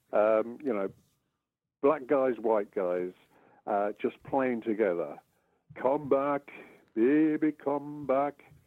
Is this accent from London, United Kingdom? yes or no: no; Brighton and Hove, South East England, United Kingdom; growing up in Brighton and Hove